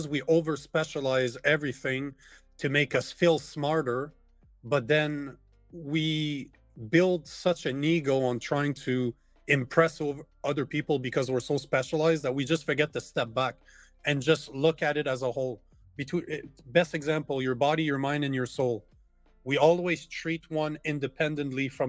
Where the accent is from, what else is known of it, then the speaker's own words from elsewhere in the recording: Canada; as a Canadian